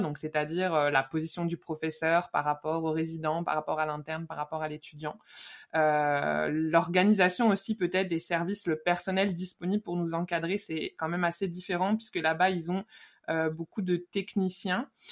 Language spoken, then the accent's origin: French; Lyon, Auvergne-Rhône-Alpes, France; moved away as an adult; jusque là j'ai un peu tout fait sur Lyon, là où j'ai vécu quand j'étais petite